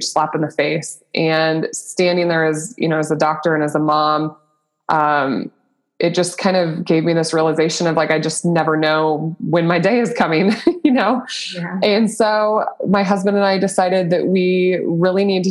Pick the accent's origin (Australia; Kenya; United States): United States; Nebraska; I'm born and raised in Nebraska